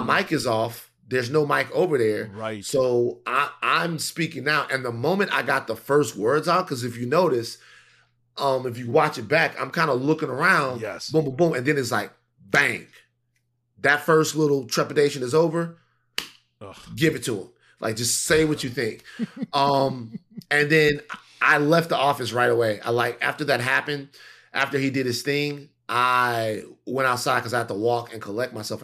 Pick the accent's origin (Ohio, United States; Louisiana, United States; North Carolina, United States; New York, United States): Louisiana, United States; Baton Rouge; moved away; I was from Baton Rouge